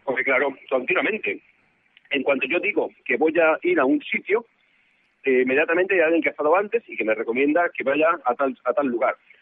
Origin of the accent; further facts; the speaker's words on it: Spain; soy español